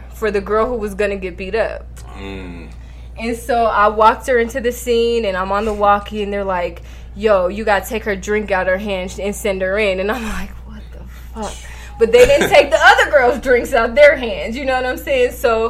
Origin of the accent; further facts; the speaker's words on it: New York City, New York, United States; I'm from Park Hill